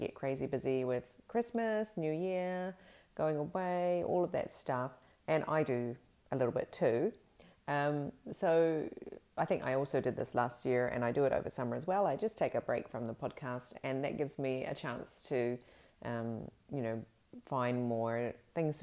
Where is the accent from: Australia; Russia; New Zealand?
New Zealand; Fiordland, Southland; now in Sweden; I grew up in Fiordland in New Zealand, which is, you know, a very sort of chilly part of New Zealand.